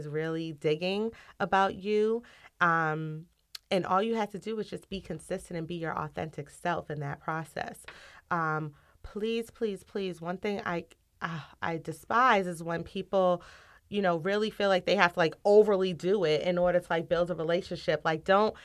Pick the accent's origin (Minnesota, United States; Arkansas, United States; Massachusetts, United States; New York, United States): Massachusetts, United States; Cambridge; growing up in Cambridge, walking through Harvard Yard on a daily basis to go to school